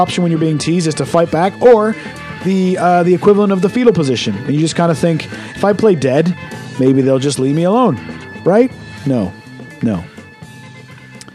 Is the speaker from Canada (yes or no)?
yes; Canada; moved away; I was brought up in Canada.